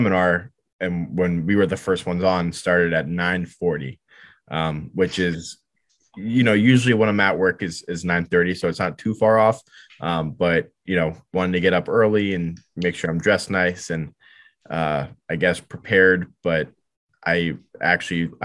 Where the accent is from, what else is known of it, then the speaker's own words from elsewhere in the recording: Weston, United States; the kind of deli or breakfast place that I grew up going to in Weston, my hometown, called Bagel Mania